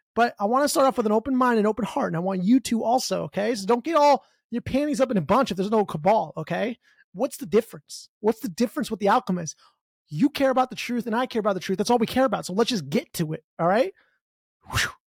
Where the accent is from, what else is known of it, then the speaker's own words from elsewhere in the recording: United States; I'm from America